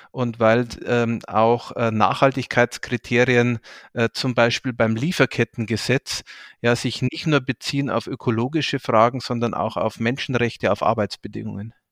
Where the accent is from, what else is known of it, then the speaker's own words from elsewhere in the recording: Deggendorf, Bavaria, Germany; auch in meiner Heimatstadt äh, Deckendorf mich der örtlichen Amnesty International Gruppe angeschlossen.